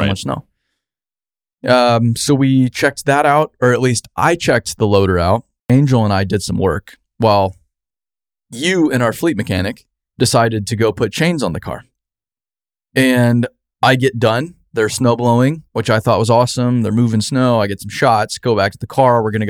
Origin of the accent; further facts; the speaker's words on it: Arizona, United States; I'm from Arizona.